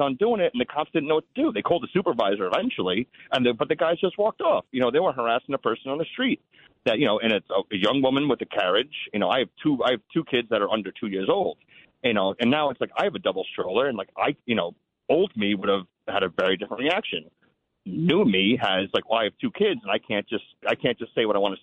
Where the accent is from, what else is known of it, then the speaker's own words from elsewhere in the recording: New York City, New York, United States; I'm from Brooklyn. So I grew up in Sunset Park, Brooklyn